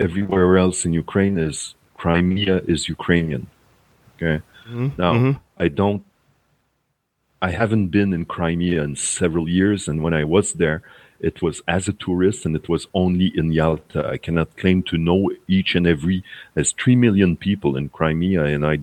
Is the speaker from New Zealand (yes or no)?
no; Quebec, Canada; I'm from Quebec in Canada